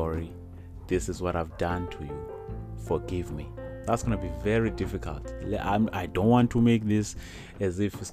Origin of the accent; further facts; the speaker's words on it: South Africa; I'm South African, a proud South African